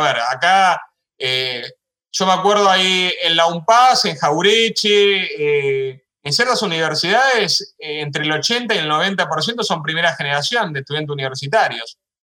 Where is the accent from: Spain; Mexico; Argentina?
Argentina